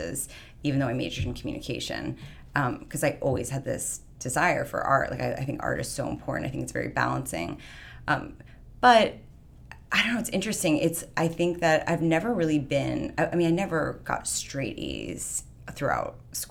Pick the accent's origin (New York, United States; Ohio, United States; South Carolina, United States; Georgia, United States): New York, United States; moved away as an adult; also born or lived in California; growing up in New York, you just grow up fast